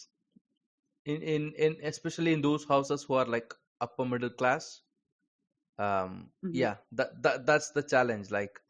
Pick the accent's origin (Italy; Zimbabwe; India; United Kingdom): India; I'm from India.